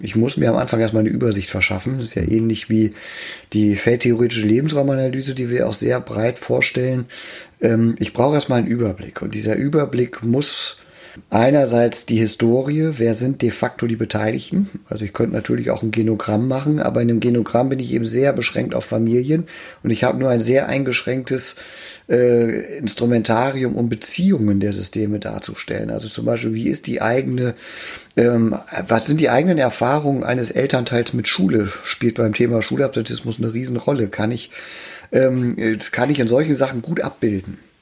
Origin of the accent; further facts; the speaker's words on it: Emden, Lower Saxony, Germany; in meiner Geburtsstadt in Emden